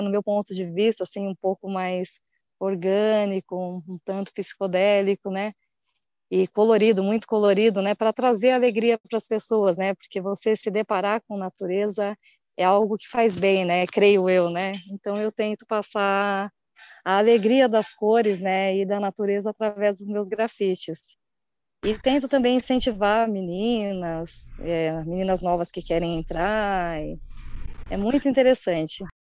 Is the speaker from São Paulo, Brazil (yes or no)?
yes; São Paulo, Brazil; eu nasci em São Paulo